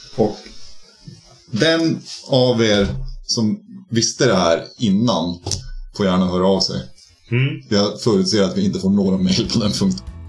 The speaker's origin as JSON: {"language": "Swedish", "region": "Norrbotten County", "country": "Sweden", "said": "jag kommer från Norrbotten"}